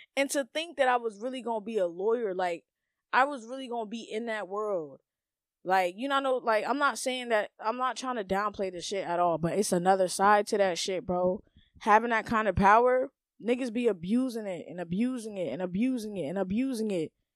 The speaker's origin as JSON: {"language": "English", "country": "United States", "said": "us Americans"}